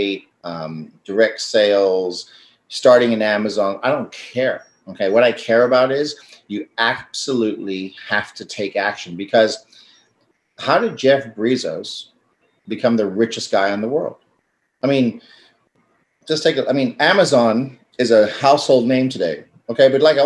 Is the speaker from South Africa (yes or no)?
yes; South Africa; I'm South African